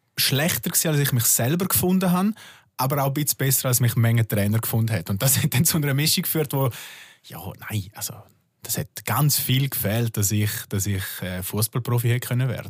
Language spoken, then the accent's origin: German; Bad Ragaz, St. Gallen, Switzerland; ich bin aus Bad Ragaz, aber das ist halt sehr nah bei Liechtenstein